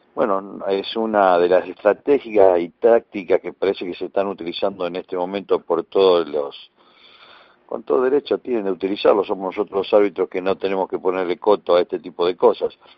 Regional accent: Argentina

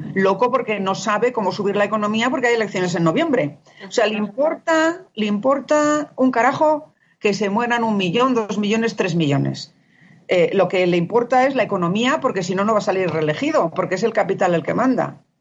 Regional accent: Spain; moved away; siendo yo española

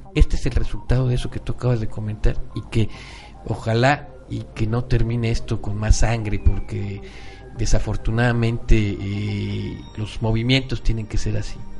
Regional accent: Mexico; nosotros como mexicanos tengamos ese gen también malinchista

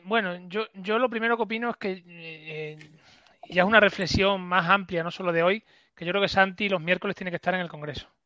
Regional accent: Extremadura, Spain; lo que me niega a mí como extremeño

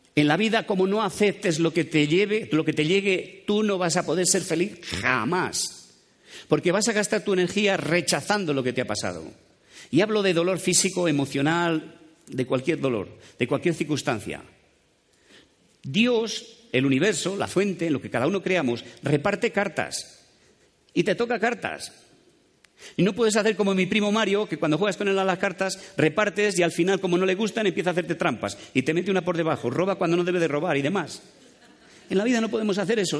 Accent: Dueñas, Castile and León, Spain; moved away; also born or lived in Madrid; soy de Dueñas, un pueblito a mitad de camino entre Palencia y Valladolid

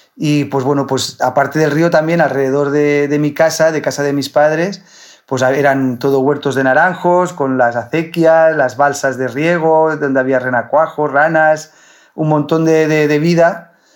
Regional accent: Villarreal, Valencian Community, Spain; moved away as an adult; now in Murcia, Spain; cuando vivía con mis padres, pues vivíamos en el campo. Vivíamos en el campo, en, en Villarreal

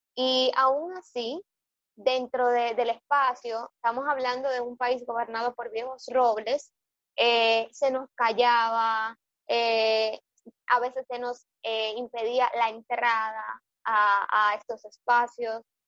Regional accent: Dominican Republic

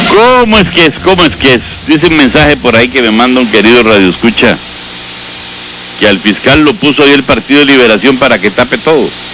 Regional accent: Costa Rica; nosotros los costarricenses

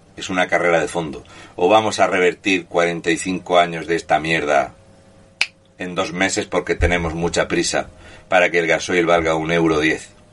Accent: Region of Murcia, Spain; murciano encabronado

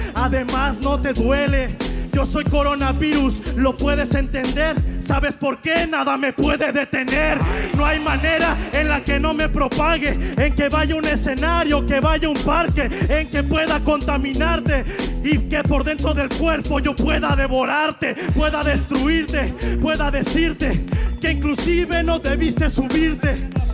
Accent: Mexico; hacemos todos los mexicanos

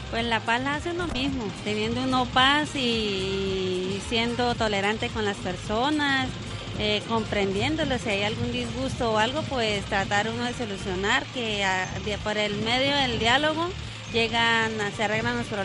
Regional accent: Colombia; nosotros como colombianos tenemos derechos, pero también deberes

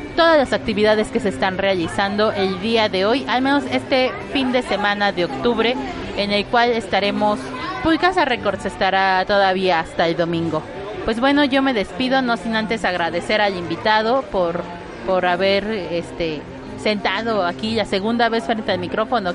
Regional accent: Mexico City, Mexico; nací siendo un albur en la Ciudad de México

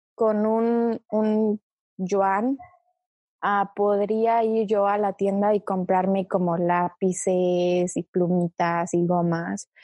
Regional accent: Mexico City, Mexico; also born or lived in China; yo nací en China y me fui a México a vivir cuando tenía ocho meses, o sea, todavía era una bebé. Técnicamente es como si hubiera crecido, nacido y crecido en México

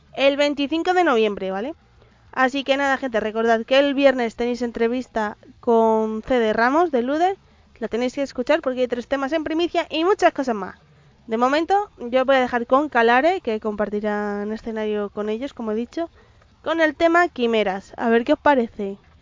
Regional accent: Madrid, Community of Madrid, Spain; yo soy más madrileña que la usa y el madroño

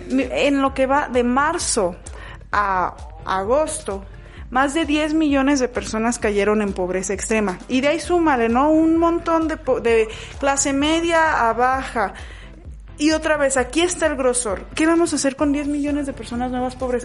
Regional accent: Mexico; el grosor de nosotros como mexicanos

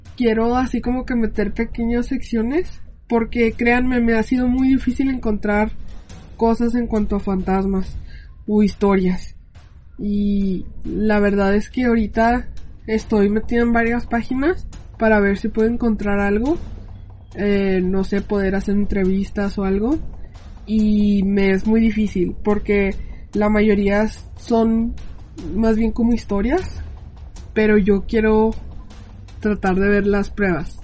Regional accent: United States; yo soy americana

